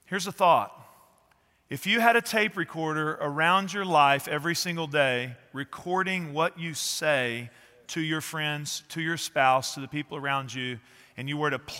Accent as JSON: {"language": "English", "region": "East Texas", "country": "United States", "tie": "born or raised there", "said": "I grew up in East Texas"}